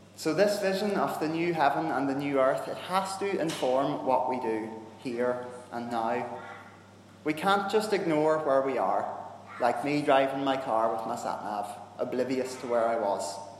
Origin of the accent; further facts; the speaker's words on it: Northern Ireland, United Kingdom; I'm a Northern Irish Protestant. And we grew up in a time where that kind of friendship wasn't really okay